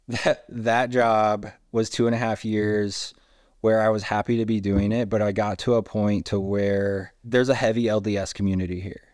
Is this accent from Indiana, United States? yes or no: yes; Indiana, United States; now in Salt Lake City, United States; I was very happy in Indiana for a really long time